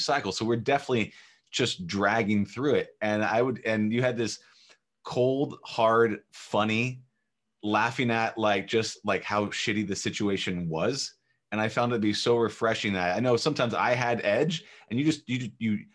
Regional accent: Orange County, Southern California, United States; I'm from California

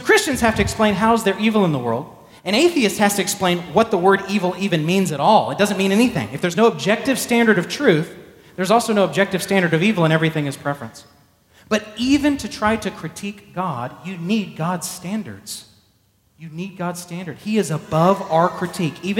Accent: Texas, United States; also born or lived in Arlington, Texas; I was born in Texas

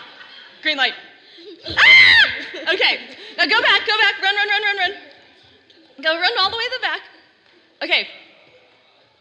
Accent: Texas, United States; now in Oregon, United States; when I was growing up in Texas

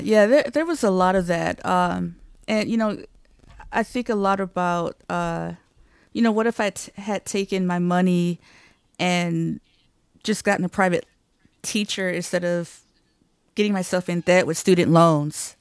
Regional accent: Detroit, Michigan, United States; moved away as an adult; I'm from Detroit, Michigan.

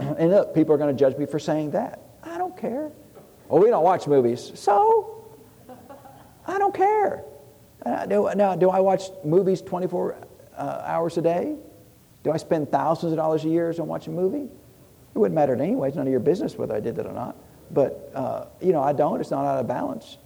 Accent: Tennessee, United States; I'm from Tennessee.

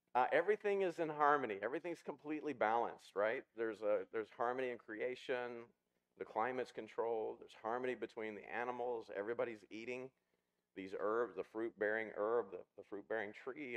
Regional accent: Ozark Mountains, the Ozarks, United States; when I was a kid, I grew up in the in the Ozark Mountains.

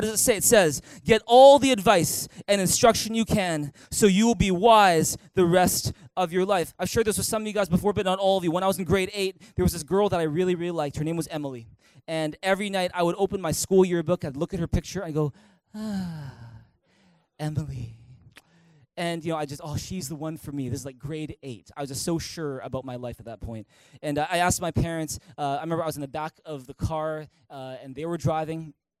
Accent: Canada; Well, JB, I'm Canadian. Of course, I say sorry all the time.

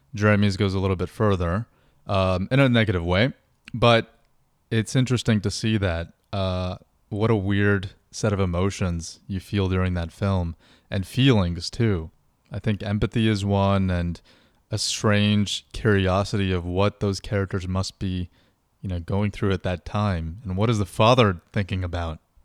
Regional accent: Utah, United States; moved away; also born or lived in South Orange, New Jersey / West Orange, New Jersey; I grew up in Utah

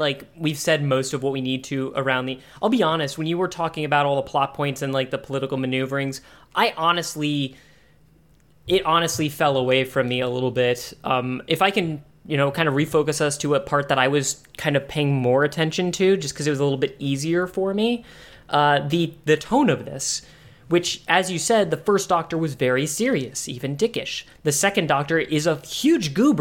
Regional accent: United States; I'm a stupid American

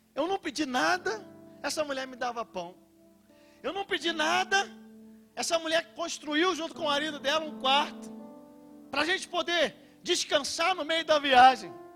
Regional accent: Rio de Janeiro, Brazil; Eu sou carioca

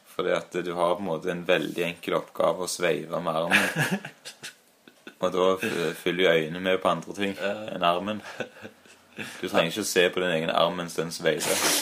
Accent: Stavanger, Rogaland, Norway; now in Trondheim, Norway; Men jeg er født i Hillevåg eh, og har eh, en del eh, av mine minner derfra

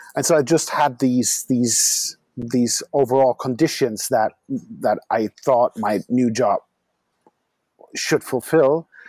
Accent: Düsseldorf, North Rhine-Westphalia, Germany; moved away as an adult; also born or lived in Frankfurt; now in Berlin, Germany; Dusseldorf is my hometown

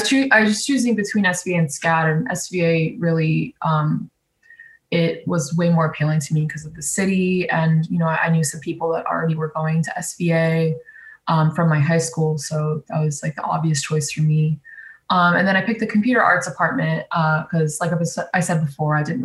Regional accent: South Florida, United States; I'm from South Florida

